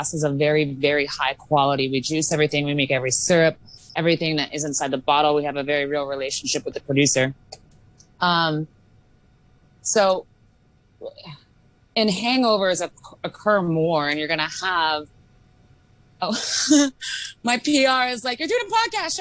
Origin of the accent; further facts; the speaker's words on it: Oregon, United States; now in Hong Kong; I'm from the States, where we have very strict laws on alcohol, specifically in Oregon.